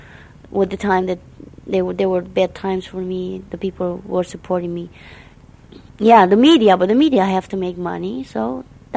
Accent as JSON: {"language": "English", "country": "Romania", "tie": "born or raised there", "also_born_or_lived": "Montreal, Canada", "accent": "Romanian", "first_language": "Romanian", "second_language": "English", "moved": "as an adult", "lives_now": "United States", "said": "I'm going to speak in my Romanian accent because I'm a Romanian. That's how I was born."}